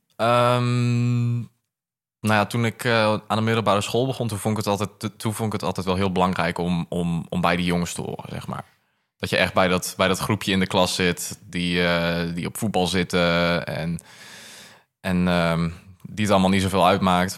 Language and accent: Dutch; Groningen, Netherlands; ik kom uit Groningen